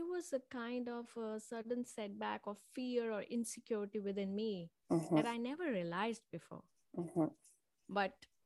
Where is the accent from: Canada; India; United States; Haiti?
India; Manipur; I was born in Manipur, and it was a small state in India